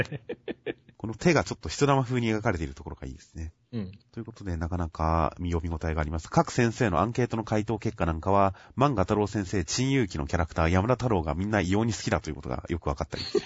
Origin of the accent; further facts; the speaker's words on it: Kanagawa, Japan; 僕は地元の神奈川